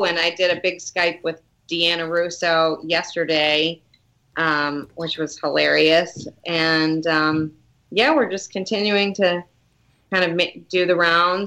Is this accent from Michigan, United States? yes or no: yes; Detroit, Michigan, United States; moved away